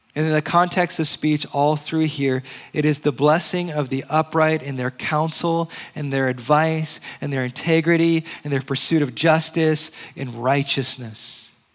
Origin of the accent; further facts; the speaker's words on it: Hawaii, United States; also born or lived in Indianapolis, Indiana / Georgia; now in San Diego, United States; I'm originally from Hawaii. I lived in Indianapolis. And then I lived in Georgia for a short time